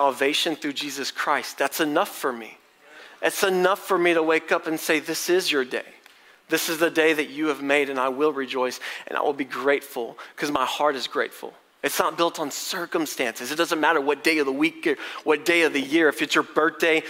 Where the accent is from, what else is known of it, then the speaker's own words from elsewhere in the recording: College Station, Texas, United States; I'm from College Station.